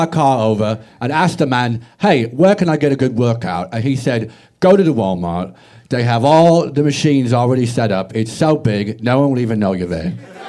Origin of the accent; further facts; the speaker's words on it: London, United Kingdom; I'm not from Australia. I'm from London, England, South London specifically, born and raised.